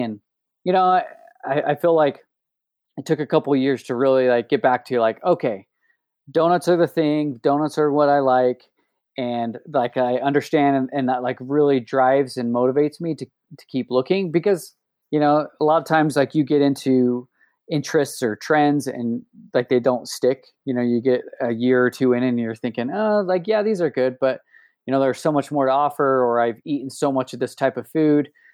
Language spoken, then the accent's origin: English; Oakley, Utah, United States; also born or lived in Salt Lake City, Utah; I'm actually from Oakley, Utah.